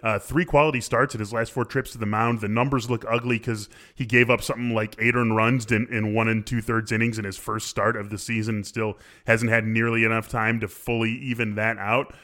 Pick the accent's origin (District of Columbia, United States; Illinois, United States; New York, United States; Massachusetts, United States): Illinois, United States; Chicago; child of the nineties who grew up in Chicago